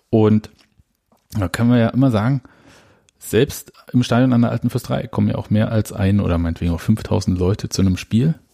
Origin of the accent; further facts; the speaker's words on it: Berlin, Germany; kennen wir ja als Berliner.